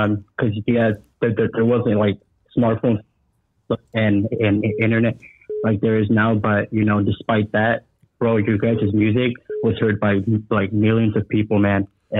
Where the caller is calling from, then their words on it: Oregon, United States; I'm calling from Oregon. Can you guys hear me?